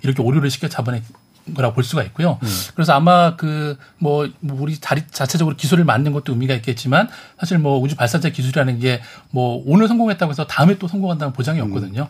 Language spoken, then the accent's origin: Korean; South Korea; 제가 이제 한국에서 왔다라는 거를